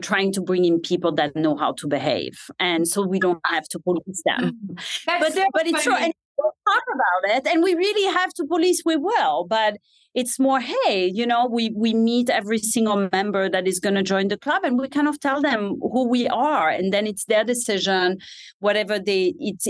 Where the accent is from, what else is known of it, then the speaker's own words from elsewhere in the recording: Switzerland; English is a second language; moved away as an adult; also born or lived in San Francisco, California; now in United States; grew up in Switzerland